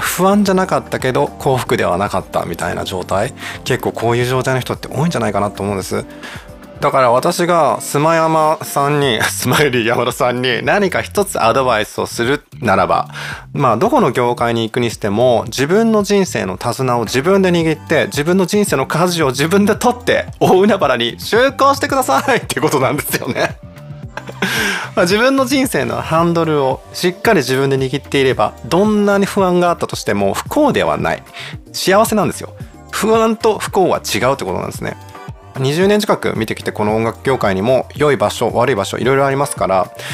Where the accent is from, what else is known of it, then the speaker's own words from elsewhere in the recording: Kansai, Japan; moved away; 私はもう当時関西に住んでたから、まあ、コテコテの関西人なわけですよ